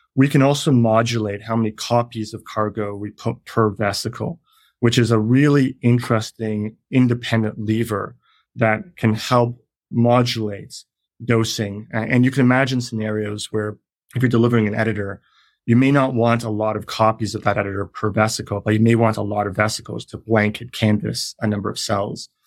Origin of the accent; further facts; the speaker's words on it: Canada; moved away; I'm Canadian.